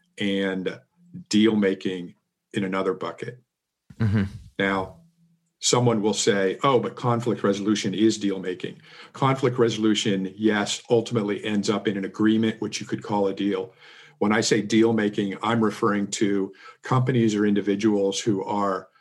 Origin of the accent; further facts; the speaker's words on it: Seattle, Washington, United States; moved away; also born or lived in Miami / Silicon Valley; I was born and raised in Seattle